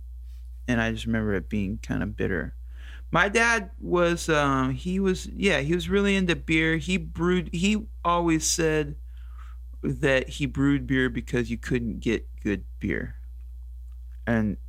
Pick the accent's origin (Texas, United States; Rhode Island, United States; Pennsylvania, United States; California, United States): California, United States; Oakdale; also born or lived in Strawberry, California; I grew up in the Central Valley, the San Joaquin Valley